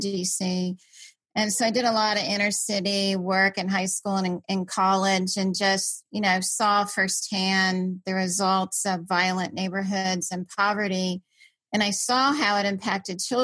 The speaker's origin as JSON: {"language": "English", "town": "Washington", "region": "District of Columbia", "country": "United States", "tie": "born or raised there", "said": "I grew up in Washington, DC"}